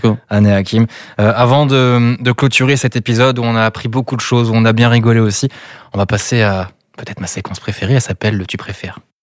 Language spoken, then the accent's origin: French; Brittany, France; Je suis né ici, ça fait 21 ans que je suis ici.